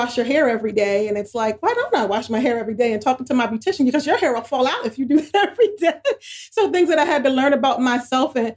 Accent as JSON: {"language": "English", "town": "New York City", "region": "New York", "country": "United States", "said": "I'm from New York City"}